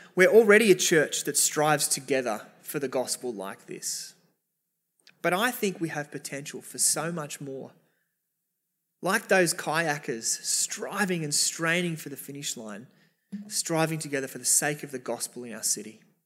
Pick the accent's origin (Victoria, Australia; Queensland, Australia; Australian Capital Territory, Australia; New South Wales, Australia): New South Wales, Australia; Sydney; we're Australian. We're, many of us, Sydneysiders, in the eastern suburbs